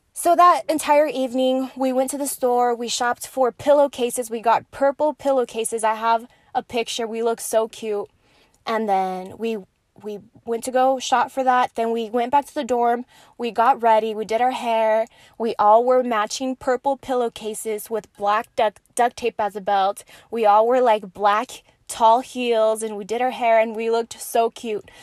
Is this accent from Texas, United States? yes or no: yes; Horizon City, Texas, United States; also born or lived in Las Cruces, New Mexico; I grew up in Horizon City in El Paso